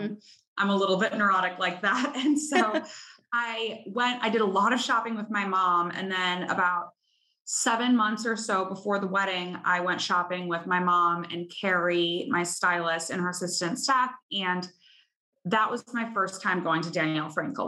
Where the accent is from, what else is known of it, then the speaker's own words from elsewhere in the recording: Chicago, Illinois, United States; now in New York, United States; I'm originally from Chicago